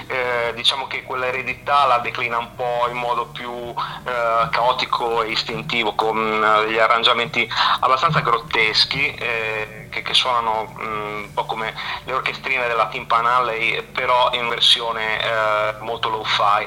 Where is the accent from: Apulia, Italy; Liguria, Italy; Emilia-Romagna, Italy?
Liguria, Italy; La Spezia; io sono della Spezia